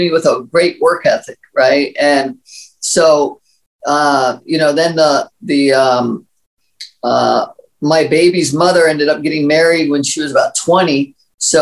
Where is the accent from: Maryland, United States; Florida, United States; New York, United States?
Maryland, United States; I grew up in Maryland and very humble beginnings